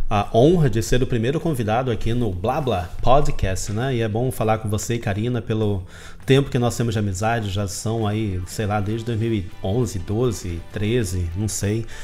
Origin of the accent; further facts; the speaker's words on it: Brazil; É brasileiro, né? Eu sou brasileiro.